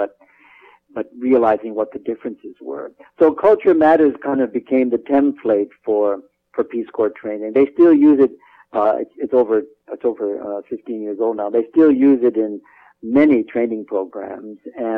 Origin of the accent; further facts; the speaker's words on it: Vermont, United States; also born or lived in Morocco; I come from Vermont